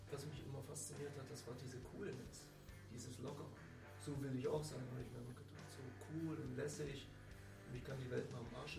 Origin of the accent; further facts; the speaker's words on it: East Germany, Germany; ich als Kind habe halt so, eine, so ein Button geschenkt bekommen. Bei uns im Osten damals äh, hieß, hieß, das halt nicht Button, sondern Plakette.